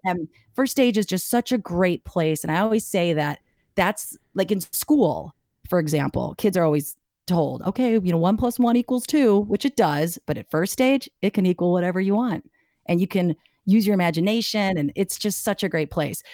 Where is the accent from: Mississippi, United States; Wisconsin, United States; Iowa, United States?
Wisconsin, United States; Milwaukee; I grew up in Bayview, right there off of K K in Oklahoma.